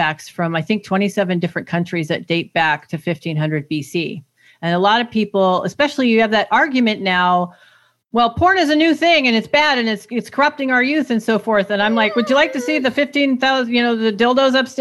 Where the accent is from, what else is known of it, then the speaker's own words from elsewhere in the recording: Germany; moved away; growing up in Germany in this, like, denazification, like, re-education process